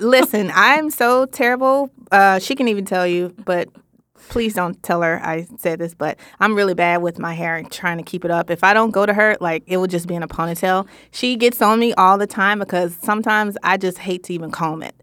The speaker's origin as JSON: {"language": "English", "town": "Memphis", "region": "Tennessee", "country": "United States", "said": "I am from Memphis, Tennessee, so you may hear a little some some every blue moon"}